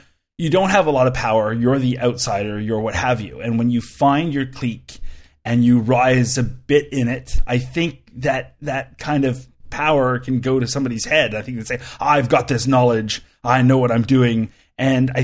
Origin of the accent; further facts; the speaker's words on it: Canada; I'm a Canadian